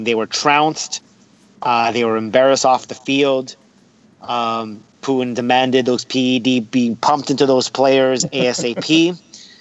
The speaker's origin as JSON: {"language": "English", "country": "United States", "accent": "American", "said": "forgive my American accent"}